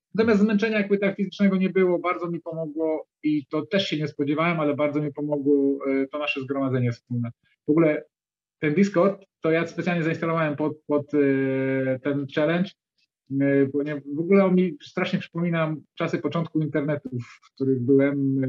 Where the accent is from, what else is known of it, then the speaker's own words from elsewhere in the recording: Dzierżoniów, Lower Silesian Voivodeship, Poland; ja z Dzierżoniowa jestem, to jest Dolnośląskie